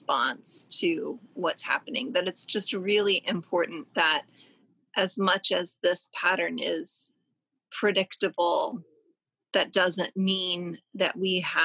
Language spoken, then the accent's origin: English; Louisville, Kentucky, United States; where I'm from, where I grew up as the daughter of two lawyers